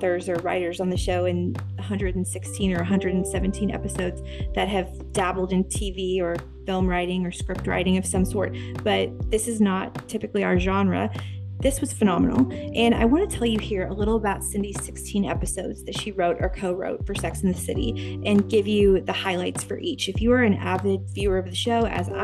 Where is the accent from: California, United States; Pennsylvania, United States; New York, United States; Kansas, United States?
Kansas, United States; Topeka; I am from Topeka, Kansas. So we are both Midwestern girls.